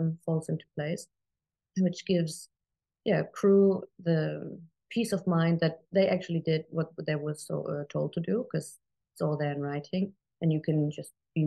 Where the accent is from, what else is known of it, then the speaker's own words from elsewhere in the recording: Germany; moved away; I was born and raised in Germany